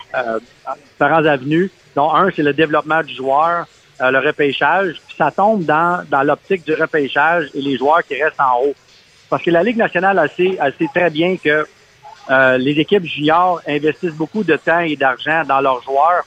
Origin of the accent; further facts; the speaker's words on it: Abitibi, Quebec, Canada; moved away; quand j'ai été élevé en Abitibi